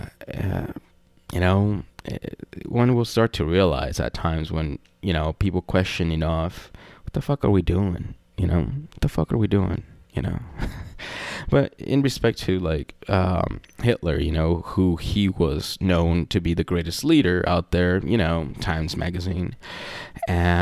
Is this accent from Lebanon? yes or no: no; Mexico; I'm from Mexico